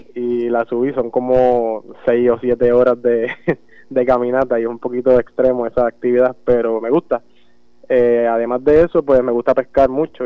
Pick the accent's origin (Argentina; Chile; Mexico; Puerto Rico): Puerto Rico; Jayuya; born or raised there; also born or lived in Utuado